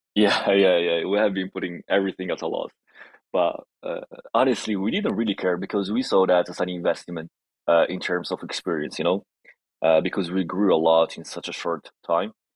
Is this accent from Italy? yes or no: yes; Italy; English is a second language; I'm Italian Moroccan, half and half. I was born and raised in Italy, but origins from Morocco